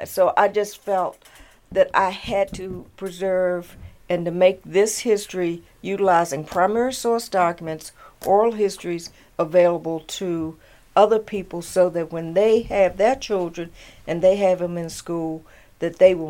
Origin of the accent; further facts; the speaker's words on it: Warrenton, Virginia, United States; I was born in Warrenton, Fauquier County, in 1953, March 6.